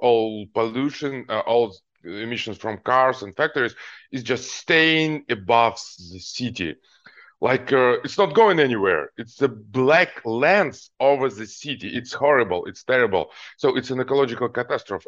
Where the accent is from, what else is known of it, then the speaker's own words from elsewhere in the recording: Almaty, Kazakhstan; moved away; also born or lived in Ukraine; I grew up in Kazakhstan, Alma T city